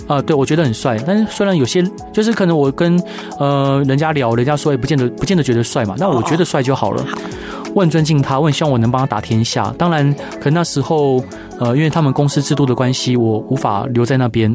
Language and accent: Chinese; Taiwan; 我们台湾人是那么的，那么的灵活，然后又那么的，那么的会想